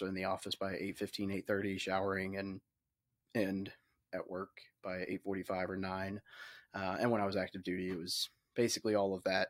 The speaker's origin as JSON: {"language": "English", "town": "Little Rock", "region": "Arkansas", "country": "United States", "tie": "born or raised there", "said": "I grew up in Little Rock, Arkansas, or outside of Little Rock, Arkansas"}